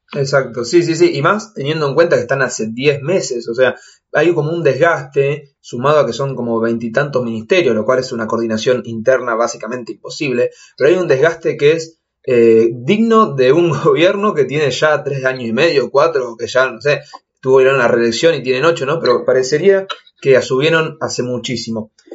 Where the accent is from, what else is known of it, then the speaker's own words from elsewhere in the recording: Argentina; en este país nada cambia, hacemos siempre lo mismo